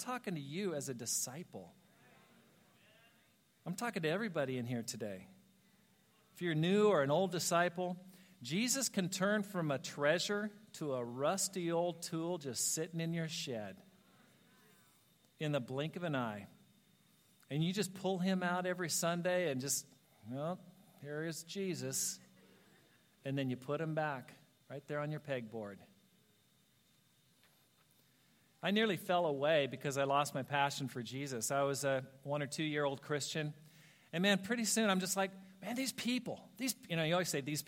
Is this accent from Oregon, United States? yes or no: yes; Ashland, Oregon, United States; moved away; I planted a church in Ashland, Oregon. That's my hometown